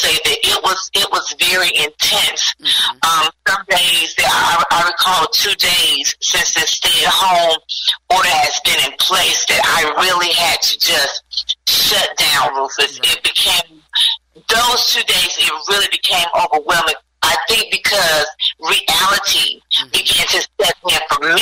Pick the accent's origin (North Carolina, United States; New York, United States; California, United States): North Carolina, United States; Gastonia; also born or lived in Charlotte, North Carolina; I'm originally from Gastonia, North Carolina, which is just down the street from Charlotte. So I grew up there